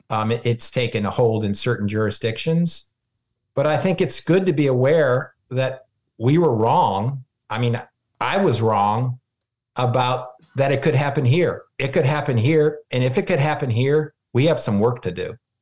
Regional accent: Michigan, United States; moved away; I grew up, I was born in Michigan

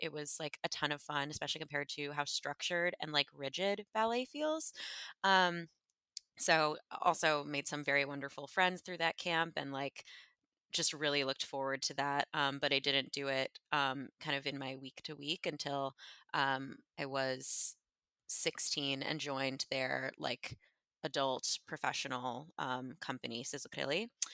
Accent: Westchester, New York, United States; moved away; I'm from Westchester originally

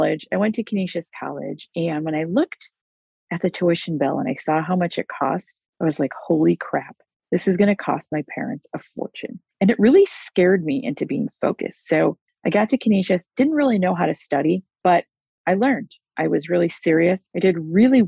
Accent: United States; I was born in the United States of America

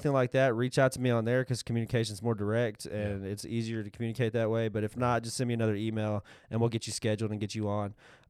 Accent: Texas, United States; We're just from Texas. We call it chewing.

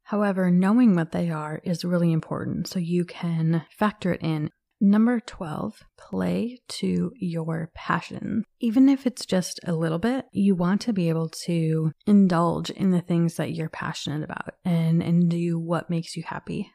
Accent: Minnesota, United States; I was born and raised in Minnesota

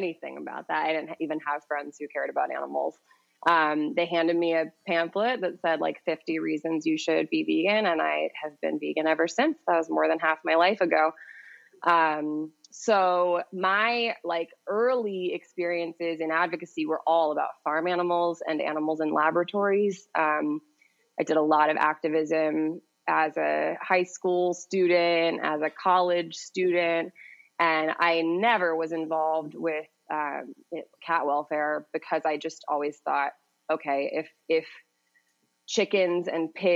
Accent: New York City, New York, United States; I grew up in New York City

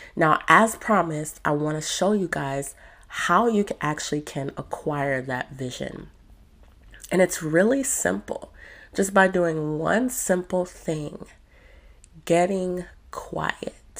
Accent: Spain; now in United Kingdom; I am from Spain, but I do live in the UK.

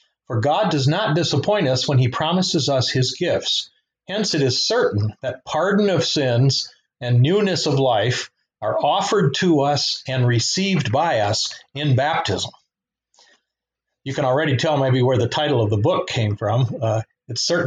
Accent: Grand Rapids, Michigan, United States; also born or lived in Nigeria / Durham, North Carolina; I was born and raised in West Michigan here in the Grand Rapids area, except for a number of years that I spent in West Africa as part of a missionary family in the country of Nigeria

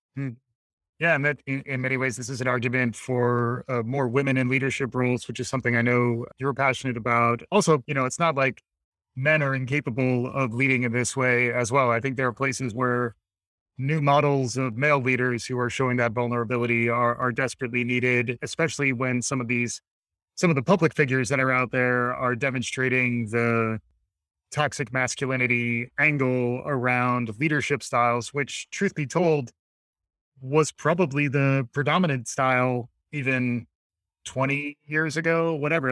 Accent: United States; me as an American

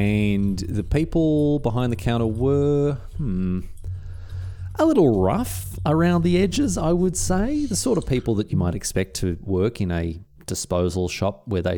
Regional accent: Australia; accent: stock Australian; Australia only has three accents, man. We have, like, broad, regular, and cultivated.

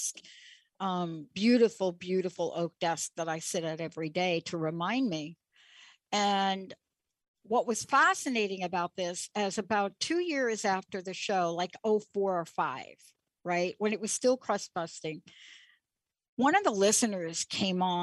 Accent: New York, United States; I'm from New York

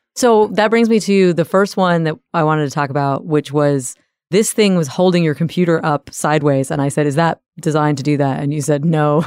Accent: the South, United States; I'm from the South.

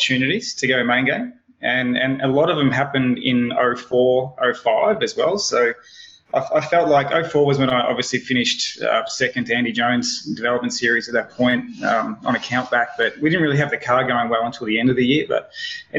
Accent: Melbourne, Victoria, Australia; moved away as an adult; also born or lived in Gold Coast, Queensland; I'm originally from Melbourne

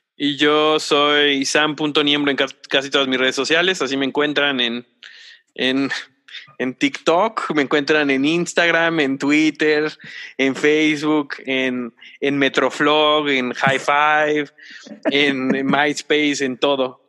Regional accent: Mexico; como mexicanos y como cultura latina

